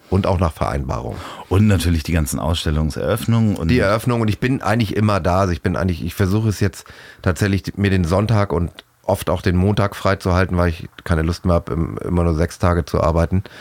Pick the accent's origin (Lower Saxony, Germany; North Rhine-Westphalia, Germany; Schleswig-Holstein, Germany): Schleswig-Holstein, Germany; Rendsburg; Das Lustige ist ja, dass es äh, aus Rendsburg, äh, da wo ich herkomme, da gibt es einen Laden